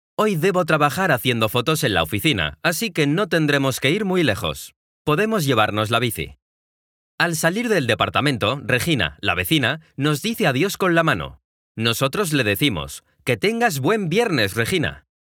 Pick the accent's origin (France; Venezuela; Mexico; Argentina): Mexico; now in Guadalajara, Mexico; Soy un mexicano de 27 años que vive en la ciudad de Guadalajara, en México